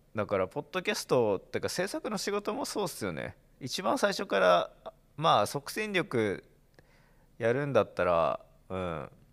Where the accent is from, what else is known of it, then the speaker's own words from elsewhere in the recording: Iwate, Japan; moved away; 地元岩手なんで